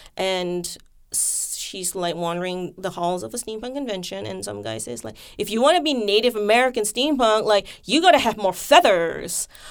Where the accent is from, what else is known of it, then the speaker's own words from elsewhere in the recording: Malaysia; now in United States; I'm from Malaysia. I grew up with an entire year of, like, Malaysian history in the school curriculum.